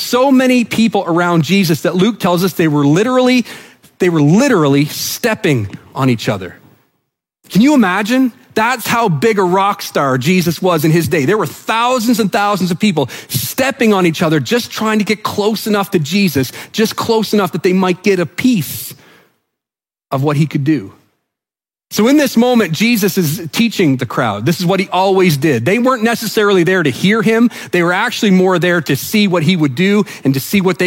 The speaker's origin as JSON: {"language": "English", "region": "New Brunswick", "country": "Canada", "said": "I'm from New Brunswick"}